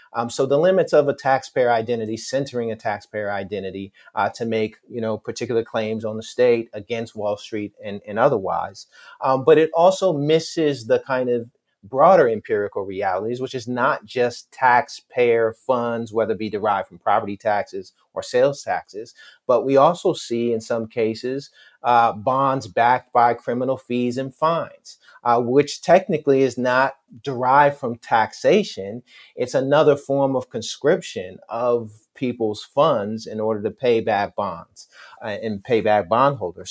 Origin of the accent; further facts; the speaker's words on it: New York City, New York, United States; I'm from Queens